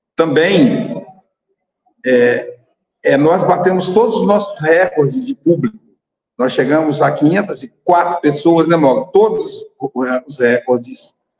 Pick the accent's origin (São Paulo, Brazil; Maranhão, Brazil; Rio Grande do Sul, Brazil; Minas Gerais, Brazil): Minas Gerais, Brazil; Muriaé; da minha terra natal, Muriaé